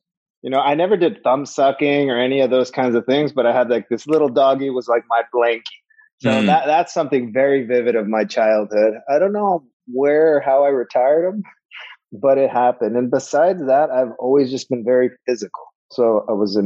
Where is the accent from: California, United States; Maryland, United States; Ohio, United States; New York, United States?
California, United States; Los Angeles; We grew up in Panorama City